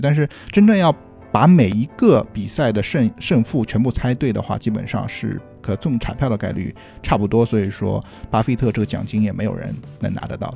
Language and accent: Chinese; Shanghai, China; moved away; also born or lived in Los Angeles, United States; 作为一个上海人